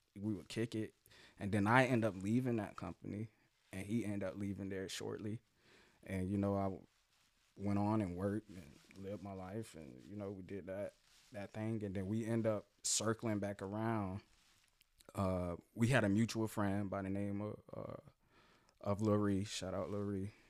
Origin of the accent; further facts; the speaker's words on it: Jacksonville, Florida, United States; I'm from here, man. I'm a native, Jacksonville